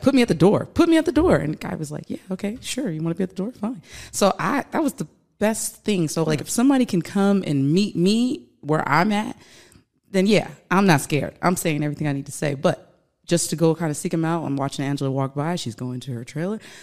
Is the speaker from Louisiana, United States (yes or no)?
yes; Louisiana, United States; I'm from Louisiana